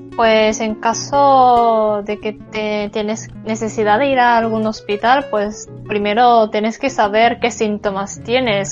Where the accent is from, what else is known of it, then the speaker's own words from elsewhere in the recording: Japan; Spanish is a second language; yo soy japonesa